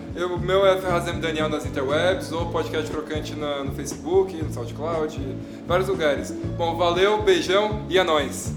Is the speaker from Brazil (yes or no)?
yes; São Paulo, Brazil; eu sou de São Paulo